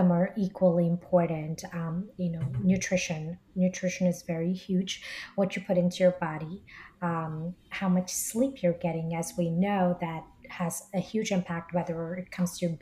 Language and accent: English; New Jersey, United States; also born or lived in India; now in New York City, United States; So I was born in India originally, grew up in Jersey